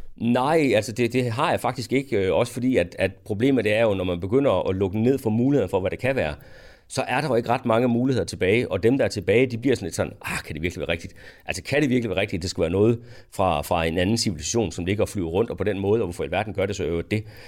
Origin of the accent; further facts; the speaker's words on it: Denmark; som dansker